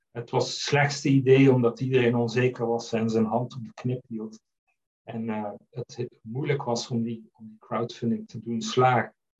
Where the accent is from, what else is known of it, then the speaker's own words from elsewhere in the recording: Netherlands; moved away as an adult; also born or lived in Flanders, Belgium; now in Belgium; Ik ben een Nederlander die eh, uitgeweken is naar eh, Vlaanderen. Ik woon hier nu 15 jaar.